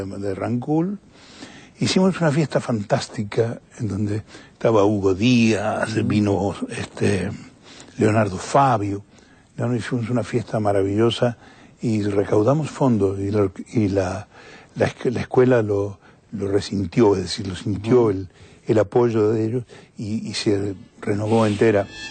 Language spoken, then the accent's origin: Spanish; Argentina; now in Europe; soy un cantante argentino que vive en Europa